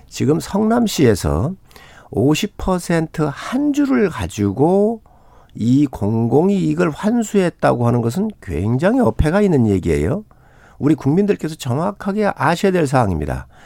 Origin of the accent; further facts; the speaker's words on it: South Chungcheong, South Korea; 서산 태안 출신 … 의원입니다.